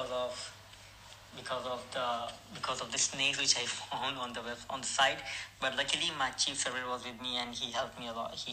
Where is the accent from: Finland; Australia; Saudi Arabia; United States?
Saudi Arabia; also born or lived in Pakistan; because of my second name so I'm originally from Pakistan, but I brought up and raised in Saudi Arabia because of my family.